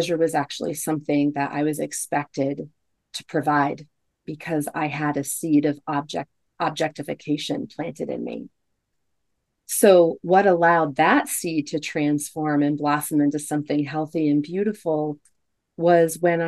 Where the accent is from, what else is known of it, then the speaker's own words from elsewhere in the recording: United States; growing up in the United States and also being raised Catholic